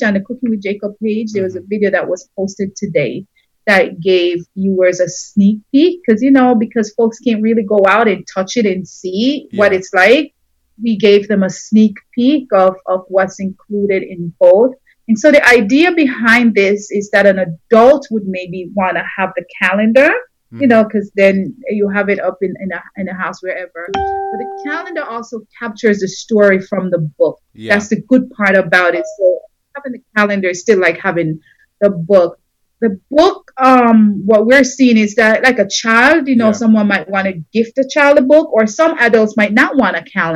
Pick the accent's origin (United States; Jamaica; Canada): Jamaica; us growing up in Jamaica